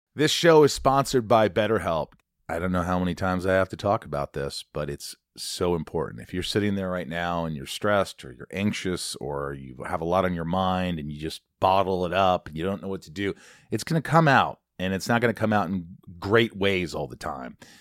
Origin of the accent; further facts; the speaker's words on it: Indiana, United States; I grew up in Indiana and I was fine